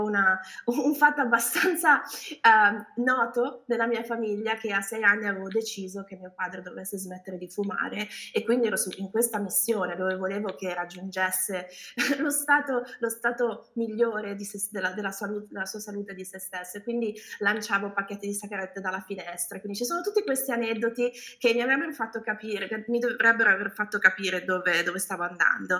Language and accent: Italian; Milan, Lombardy, Italy; moved away as an adult; also born or lived in California; now in United States; sono originaria di Milano